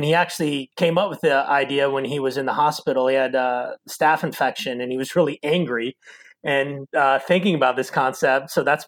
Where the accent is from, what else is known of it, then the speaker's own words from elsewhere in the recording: Kansas City, United States; moved away as an adult; also born or lived in Indiana / Chicago / Atlanta; now in Arizona, United States; I'm originally from Kansas City